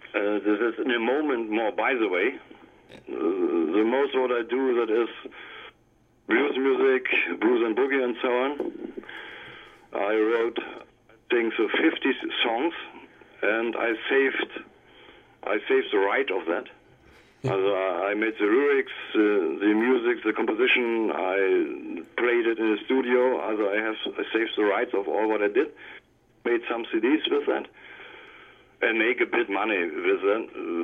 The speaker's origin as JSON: {"language": "English", "region": "East Germany", "country": "Germany", "tie": "born or raised there", "second_language": "English", "said": "Yeah, in the East times, we had a bit other conditions here."}